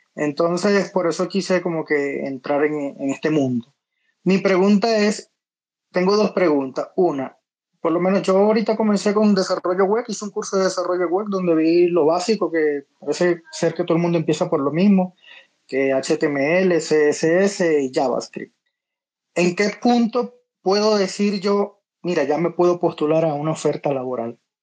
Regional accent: Venezuela; moved away as an adult; now in Medellín, Colombia; yo soy de Venezuela, pero me vine a Medellín

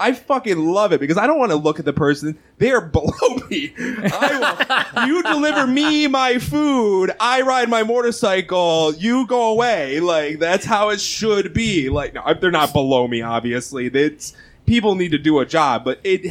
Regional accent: Rochester, New York, United States; I'm from Rochester. Shout out to the 585.

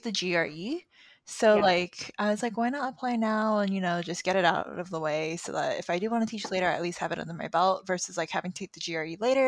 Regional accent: Southern California, United States; moved away as an adult; also born or lived in Ohio; now in Seattle, United States; I'm originally from Southern California

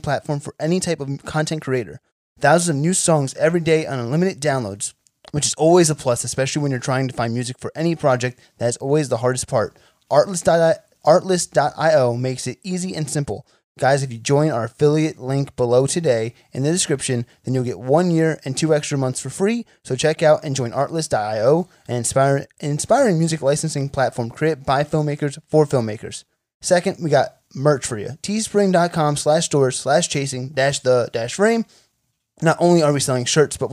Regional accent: Sayreville, New Jersey, United States; I'm from Jersey.

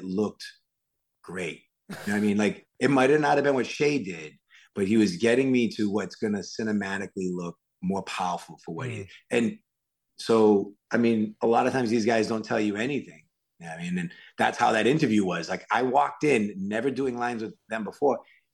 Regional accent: Worcester, Massachusetts, United States; accent: Worcester; I grew up in Worcester

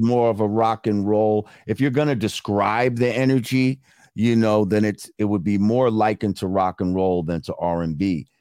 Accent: New Rochelle, New York, United States; Growing up in New Rochelle, like there's a lot of mixed shit going on

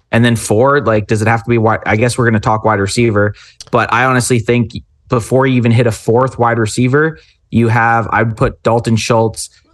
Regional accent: Canada; We're Canadian.

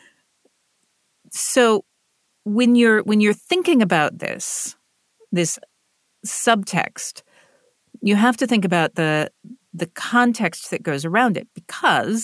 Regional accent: the American South, United States; So I come from the American South, which is what is called a high context region.

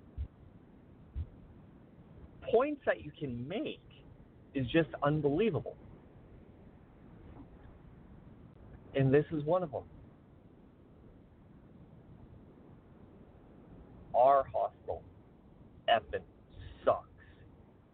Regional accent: Weyburn, Saskatchewan, Canada; my hometown

